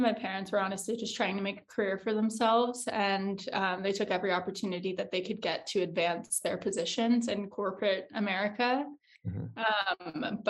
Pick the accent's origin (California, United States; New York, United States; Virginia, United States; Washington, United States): Washington, United States; Liberty Lake; I have moved over 20 times. Mm-hmm. The longest I spent anywhere, though, was in Eastern Washington State, in the small town called Liberty Lake, Washington, on the border of Idaho.